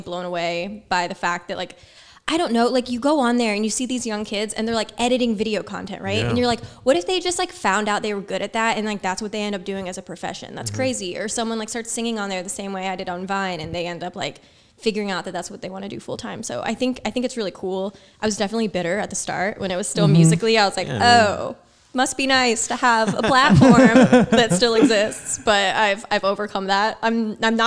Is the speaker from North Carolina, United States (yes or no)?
yes; Charlotte, North Carolina, United States; moved away as an adult; now in New York City, United States; I was born and raised in North Carolina